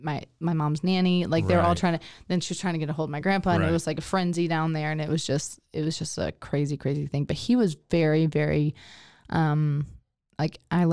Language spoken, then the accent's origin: English; Texas, United States; Catfish, because I'm Texan.